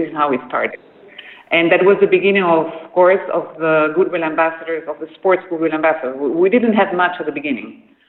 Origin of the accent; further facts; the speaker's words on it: Peru; English is a second language; And then I was raised in Peru. I am Dutch.